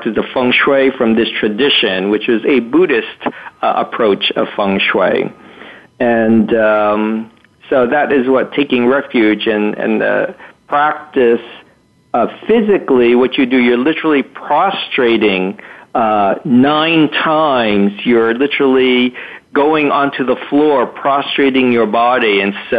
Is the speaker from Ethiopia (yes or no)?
no; Arlington, Massachusetts, United States; I was born in Arlington, Massachusetts, and I am a third-generation Chinese-American.